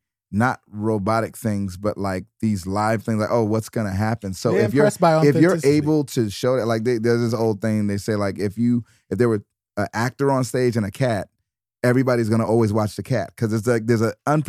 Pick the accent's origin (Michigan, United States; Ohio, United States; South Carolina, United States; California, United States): Michigan, United States; Detroit; I'm from Detroit.